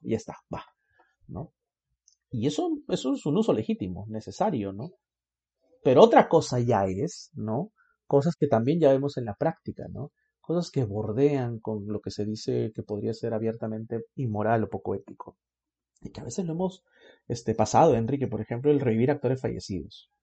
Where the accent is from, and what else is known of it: Peru